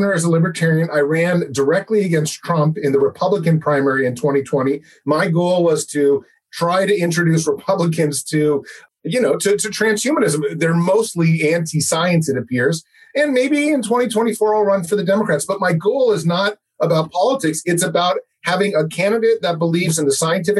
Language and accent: English; Los Angeles, California, United States; now in San Francisco, United States; I live in San Francisco. I was born in Los Angeles, but I do have a dual citizenship. So all my blood is from Hungary